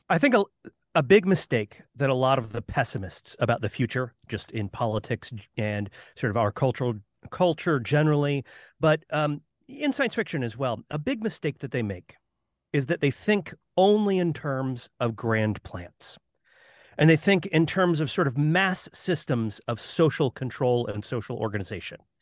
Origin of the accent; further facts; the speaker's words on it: Florida, United States; I grew up in Florida